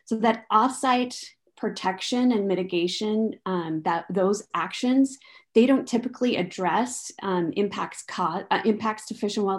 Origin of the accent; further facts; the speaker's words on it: Idaho Falls, Idaho, United States; moved away; also born or lived in Washington, D.C. / Oregon; I'm from Idaho Falls. I have public power roots.